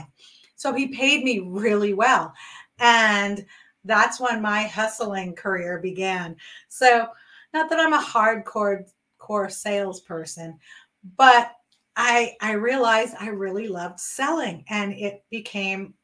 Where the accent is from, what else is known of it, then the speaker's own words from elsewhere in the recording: New York City, New York, United States; my best friend and myself who we grew up in New York City